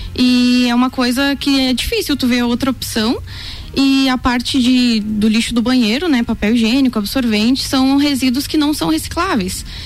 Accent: Rio Grande do Sul, Brazil; moved away as an adult; now in Lages, Brazil; eu sou gaúcha e eu morava no interior, né? mas eu já tô aqui faz quatro anos

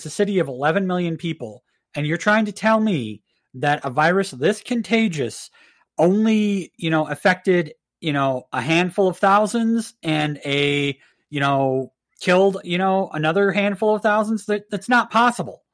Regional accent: Minnesota, United States; now in Montana, United States; my home state of Minnesota

